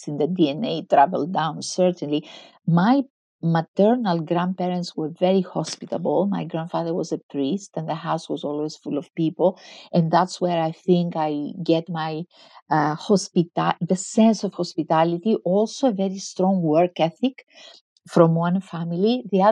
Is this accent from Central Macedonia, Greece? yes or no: no; Crete, Greece; In a tiny village on the island of Crete, in the middle of the island of Crete